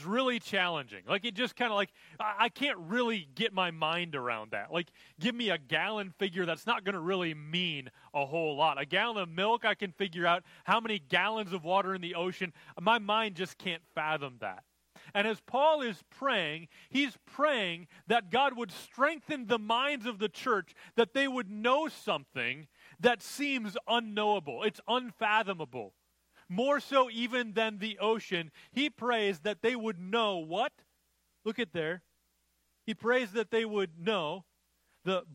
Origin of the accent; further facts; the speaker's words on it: Minnesota, United States; I grew up in Minnesota where there were lots of lakes